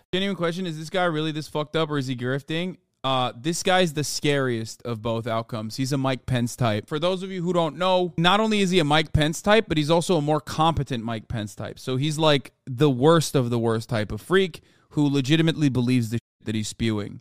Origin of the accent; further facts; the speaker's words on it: Turkey; moved away; when I was growing up in Turkey